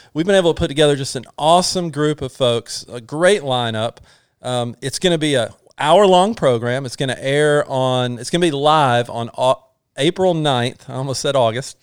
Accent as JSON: {"language": "English", "region": "North Georgia", "country": "United States", "said": "we're from North Georgia"}